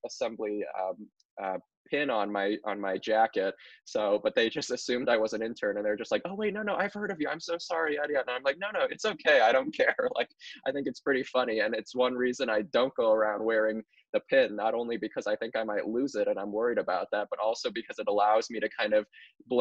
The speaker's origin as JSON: {"language": "English", "region": "Indiana", "country": "United States", "tie": "born or raised there"}